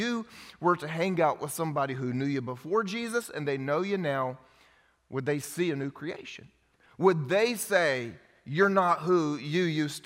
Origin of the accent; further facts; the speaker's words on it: the Bible Belt, United States; I grew up here in the Bible Belt going to church